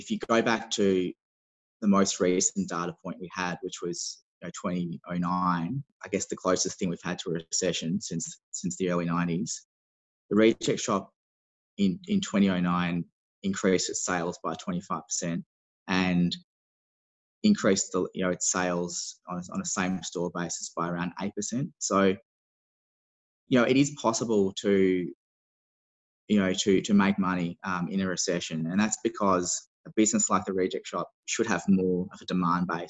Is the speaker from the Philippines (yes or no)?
no; Melbourne, Victoria, Australia; I'm from Melbourne